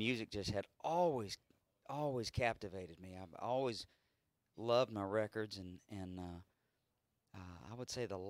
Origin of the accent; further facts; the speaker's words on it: Austin, Texas, United States; also born or lived in Houston; I was born here, but I grew up in Austin